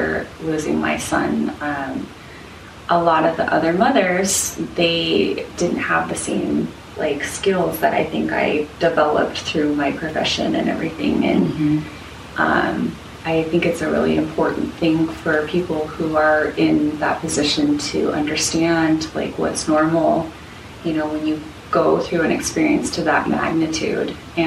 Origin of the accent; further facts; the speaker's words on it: Salt Lake City, Utah, United States; now in Portland, United States; I grew up in Salt Lake, and then I moved to Portland very purposely.